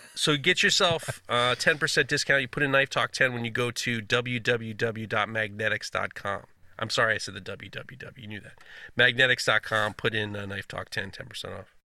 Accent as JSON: {"language": "English", "country": "United States", "said": "as an American"}